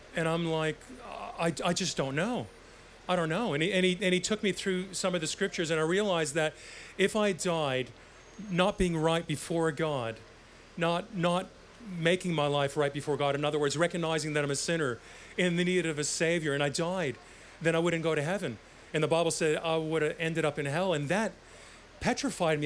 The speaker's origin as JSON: {"language": "English", "country": "Canada", "tie": "born or raised there", "said": "growing up in Canada"}